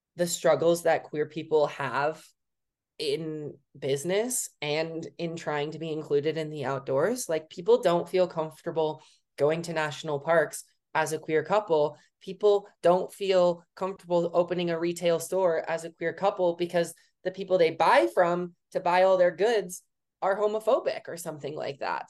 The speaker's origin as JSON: {"language": "English", "region": "Wisconsin", "country": "United States", "tie": "born or raised there", "also_born_or_lived": "Colorado", "moved": "as an adult", "said": "I'm from Wisconsin, obviously."}